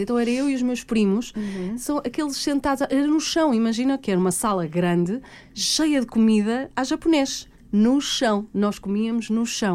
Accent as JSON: {"language": "Portuguese", "area": "the North", "region": "Norte", "country": "Portugal", "said": "eu sou do Norte"}